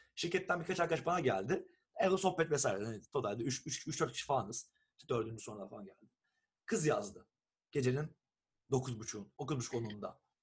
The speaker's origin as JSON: {"language": "Turkish", "country": "Turkey", "moved": "as an adult", "lives_now": "Estonia", "said": "Türküz bir de."}